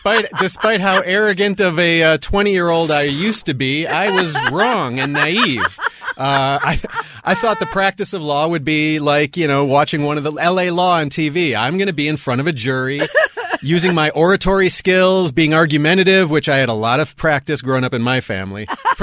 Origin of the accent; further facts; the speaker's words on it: Milwaukee, Wisconsin, United States; But yeah, born and raised in Milwaukee, Wisconsin.